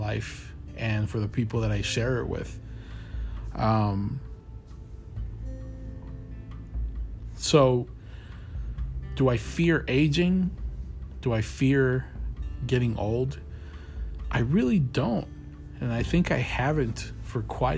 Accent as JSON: {"language": "English", "country": "Colombia", "tie": "born or raised there", "said": "I was born and raised in Colombia."}